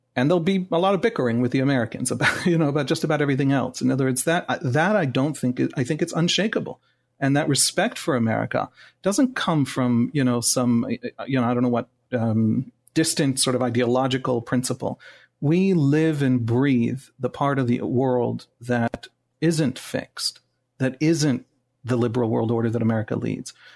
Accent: Jerusalem, Jerusalem District, Israel; English is a second language; also born or lived in United States; I'm born and raised in Jerusalem

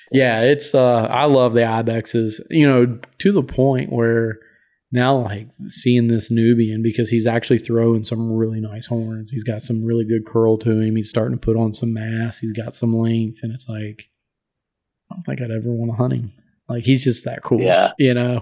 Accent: Appalachian Mountains, East Coast, United States; growing up on the East Coast in the Appalachian Mountains

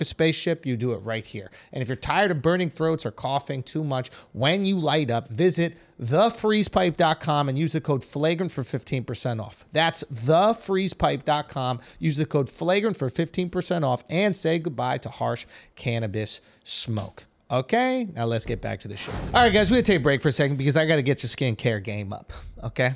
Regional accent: New York, United States; I'm from New York.

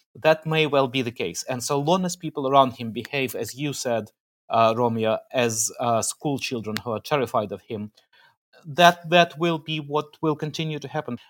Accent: Kharkiv, Kharkiv Oblast, Ukraine; now in Tunbridge Wells, United Kingdom; my hometown, in Kharkiv, uh, which is in the northeast of the country

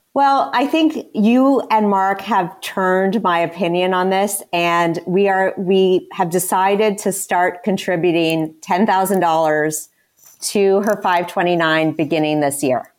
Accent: Canada; moved away; I am Canadian, so I went to school in Canada

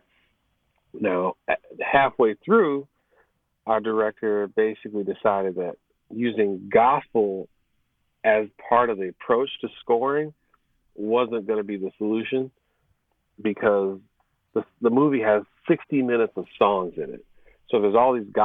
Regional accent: Chicago, Illinois, United States; moved away; I'm originally from the Chicago area

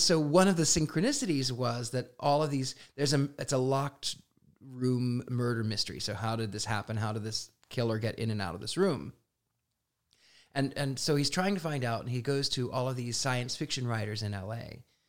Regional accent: Midwest, United States; I was an odd, strange, weird, unusual kid growing up in the Midwest

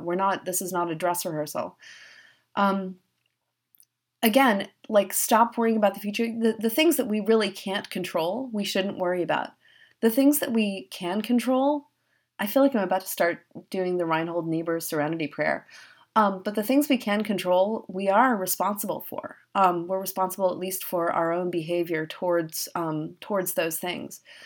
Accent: New York City, New York, United States; also born or lived in Connecticut; I grew up in New York City

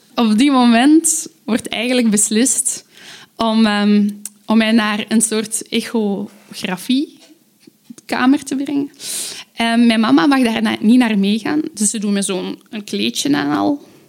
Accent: Aalst, Flanders, Belgium; ik kom uit Aalst.

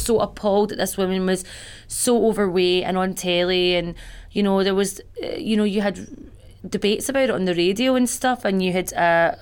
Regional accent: Glasgow, Scotland, United Kingdom; I came from Bayliston in Glasgow, and I was living in Shawlands with my mate at the time

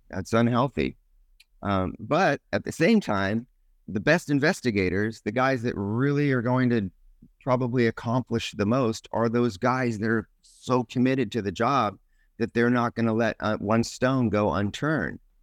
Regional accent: California, United States; I grew up in California, um, Northern California initially, and then moved to Southern California

